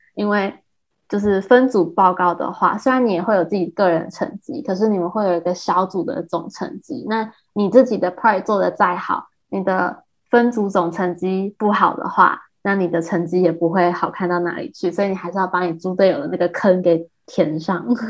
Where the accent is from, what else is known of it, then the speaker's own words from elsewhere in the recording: Taiwan; accent: Taiwanese (English accent); also born or lived in Shanghai, China; now in United States; 我讲的还会有口音，就那种很台湾人的那种英，英文的口音